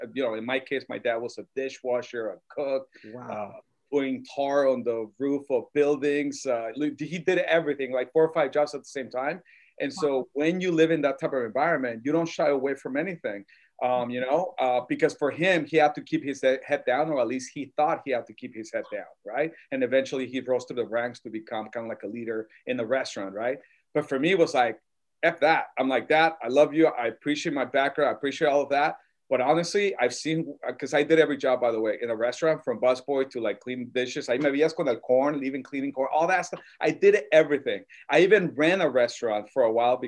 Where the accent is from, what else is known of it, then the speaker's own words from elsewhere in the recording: Tucson, Arizona, United States; also born or lived in Mexico City, Mexico / Guaymas, Sonora, Mexico; I was born in Mexico City, but I grew up in Sonora, Guaymas, and Arizona, Tucson. So where I'm really from, Tucson, that's kind of like what I claim